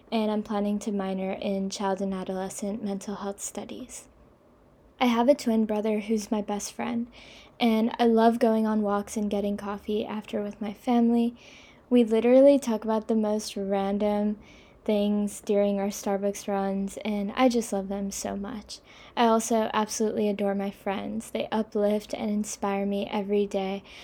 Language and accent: English; India; also born or lived in Kobe, Japan / China / Singapore; now in New York City, United States; I'm 19 years old. I'm from India, but I was actually born in Kobe, a small city in Japan, and I've lived everywhere. I've lived in China, India, Singapore, and now New York City.